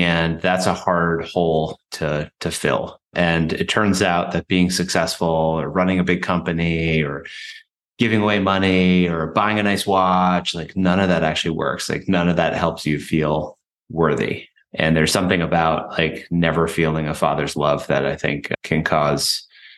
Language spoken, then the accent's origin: English; Western Massachusetts, United States; born or raised there; also born or lived in Paraguay